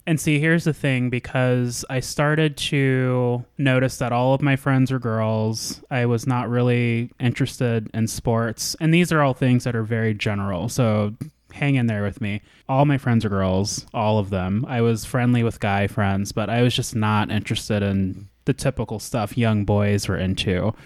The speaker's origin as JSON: {"language": "English", "town": "Anchorage", "region": "Alaska", "country": "United States", "tie": "born or raised there", "moved": "yes", "said": "So I was born and raised in Anchorage, Alaska. I was a military kid for a little bit"}